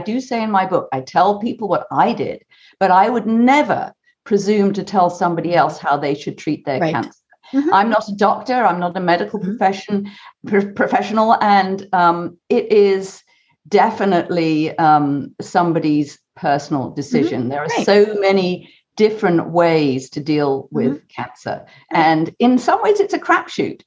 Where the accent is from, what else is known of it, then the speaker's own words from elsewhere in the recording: United Kingdom; I'm a Brit.